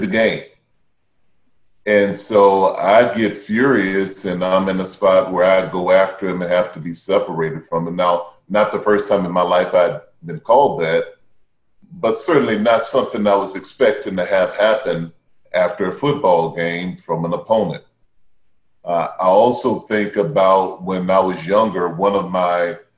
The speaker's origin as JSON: {"language": "English", "town": "Baton Rouge", "region": "Louisiana", "country": "United States", "tie": "born or raised there", "said": "I grew up in Baton Rouge, Louisiana."}